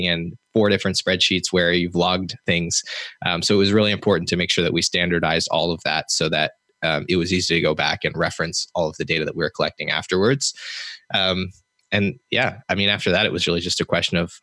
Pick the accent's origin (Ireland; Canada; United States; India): Canada; me being Canadian